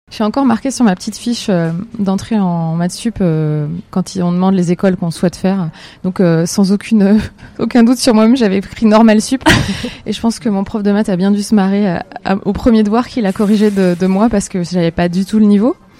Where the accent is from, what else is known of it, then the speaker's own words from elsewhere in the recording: Metz, Grand Est, France; je suis native euh, de Metz, en Lorraine